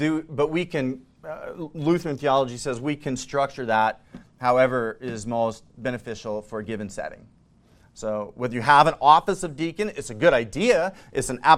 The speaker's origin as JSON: {"language": "English", "region": "Missouri", "country": "United States", "said": "I'm from Missouri"}